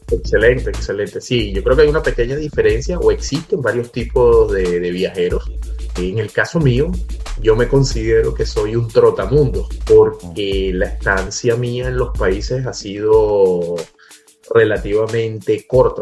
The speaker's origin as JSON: {"language": "Spanish", "town": "Caracas", "region": "Capital District", "country": "Venezuela", "moved": "yes", "lives_now": "United States", "said": "soy de Caracas, Venezuela. En este momento me encuentro en Estados Unidos"}